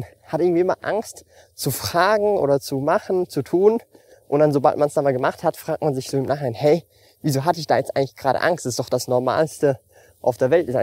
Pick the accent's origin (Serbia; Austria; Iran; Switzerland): Switzerland; ich lebe so happy mit dem Lebensstil, wie ich lebe, auch wenn ich relativ wenig ausgebe als Schweizer.